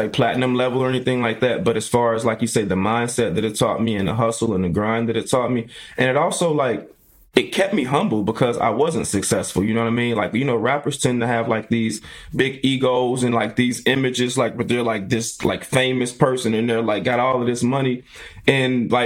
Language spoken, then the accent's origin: English; Chicago, Illinois, United States; I am from the South Side of Chicago, the Ida B. Wells Projects